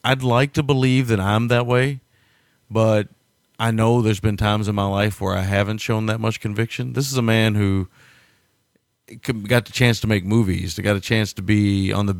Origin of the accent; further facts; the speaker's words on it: United States; I am American